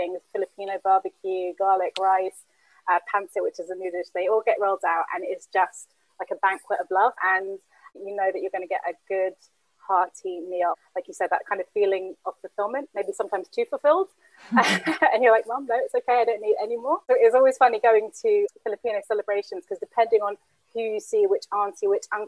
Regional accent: London, United Kingdom; when I was younger, growing up in Camden, my mum actually used to work shift work

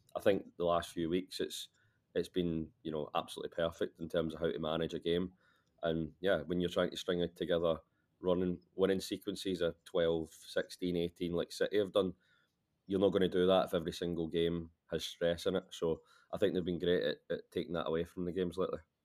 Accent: Glasgow, Scotland, United Kingdom; I'm actually Glaswegian

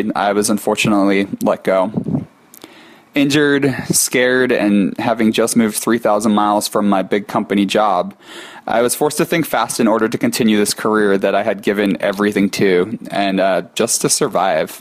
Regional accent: Philadelphia, Pennsylvania, United States; I was raised in the Philadelphia area

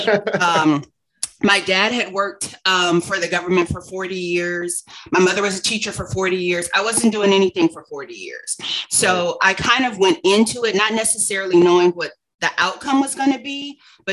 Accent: Los Angeles, California, United States; also born or lived in Santa Barbara / Phoenix / Atlanta; Born and raised in Los Angeles

